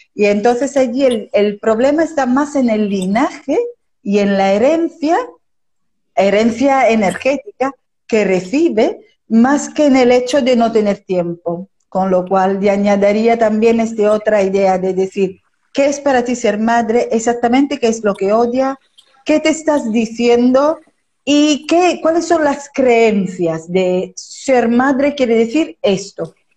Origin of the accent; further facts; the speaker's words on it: Italy; moved away as an adult; now in Spain; de origen italiano, vivo en España desde hace casi 30 años